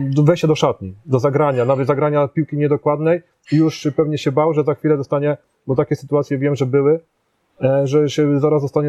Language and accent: Polish; Poznań, Greater Poland, Poland; ja jestem poznaniakiem